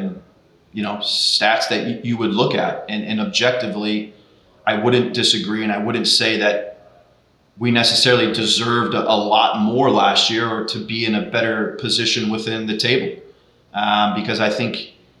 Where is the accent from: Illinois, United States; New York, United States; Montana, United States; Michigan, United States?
Illinois, United States; Chicago; now in Portland, United States; growing up in Chicago